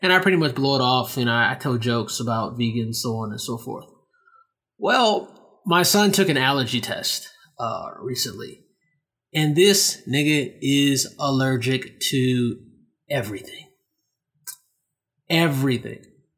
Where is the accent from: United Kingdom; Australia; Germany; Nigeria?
Nigeria; I was like, damn, I talk shit about these Nigerians and I'm fucking Nigerian. So now I want to go to Nigeria because those are like my people.